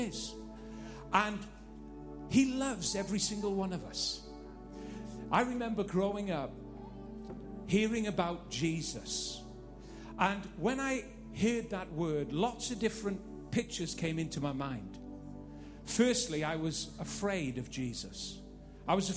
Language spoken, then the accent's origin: English; Northern Ireland, United Kingdom; Living in Northern Ireland, growing up in Northern Ireland